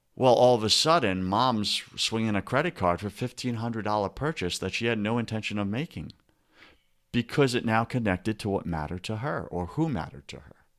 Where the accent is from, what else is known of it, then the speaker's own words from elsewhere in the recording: New England, United States; we're from the New England